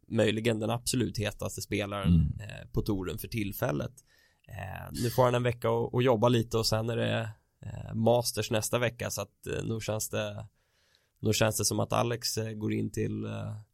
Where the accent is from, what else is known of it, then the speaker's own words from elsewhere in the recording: Sweden; Inte bara för att vi är svenskar.